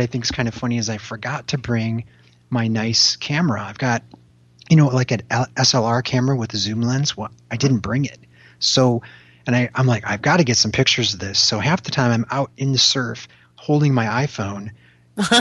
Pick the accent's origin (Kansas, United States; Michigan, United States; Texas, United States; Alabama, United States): Michigan, United States; I grew up in Michigan.